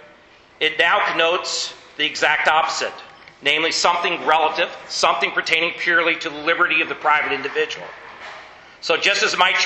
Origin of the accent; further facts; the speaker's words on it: United States; I'm an American